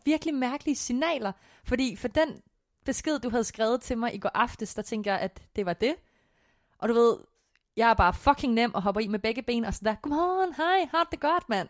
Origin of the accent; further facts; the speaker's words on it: Korsør, Zealand, Denmark; jeg kommer fra Kursør, og Kursør og Slagels og sådan noget ligger ret tæt på hinanden